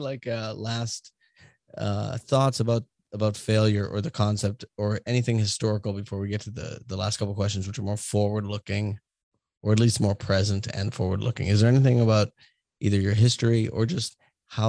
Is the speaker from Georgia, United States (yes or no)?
no; Boston, Massachusetts, United States; moved away; I'm from Boston, we can have shitty tone and sound like judgmental, especially when I left Boston